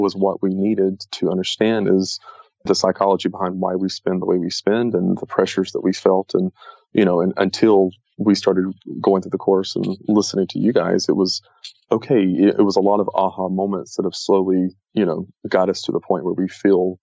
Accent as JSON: {"language": "English", "region": "the South", "country": "United States", "tie": "born or raised there", "moved": "as an adult", "said": "I grew up in the South"}